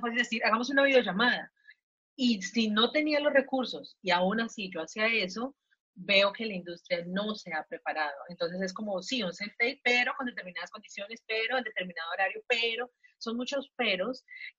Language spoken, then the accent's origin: Spanish; Colombia; moved away as an adult; now in Mexico; yo soy colombiana, eh, vivo acá en México hace tres años y medio